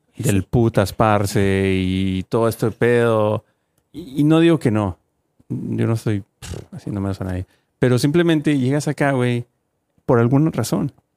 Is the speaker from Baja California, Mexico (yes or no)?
no; Guanajuato, Mexico; now in United States; Guanajuato, donde yo soy, la ciudad de Guanajuato